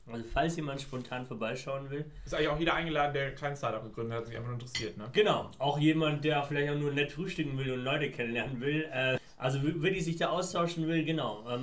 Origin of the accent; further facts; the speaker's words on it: Afghanistan; now in Germany; das Gute, wenn man so zwei unterschiedlichen Kulturen groß geworden ist, so wie ich. Ähm, dass du einmal aus, aus, aus ähm, also ich komme ursprünglich